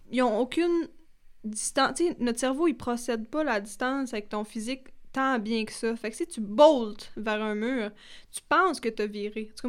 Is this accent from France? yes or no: no; Quebec, Canada; Moi, j'ai du Témiscamingue, mais tu sais